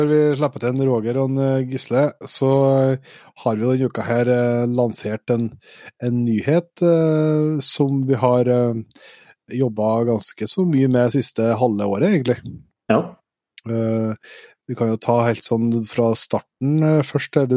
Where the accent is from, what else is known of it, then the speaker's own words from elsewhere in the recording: Norway; som er født og oppvokst i Nye, så har vi liksom aldri sett de barrierene, for vi har vært med fra vi var bitte små.